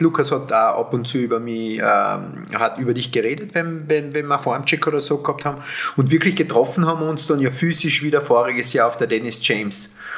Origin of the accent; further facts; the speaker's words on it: Austria; ich bin ja kein Deutscher und, und, und komme aus dem österreichischen